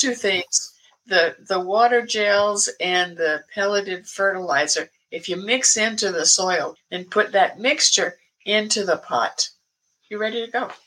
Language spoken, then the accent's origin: English; American South, United States; now in Portland, United States; I was born and raised in the American South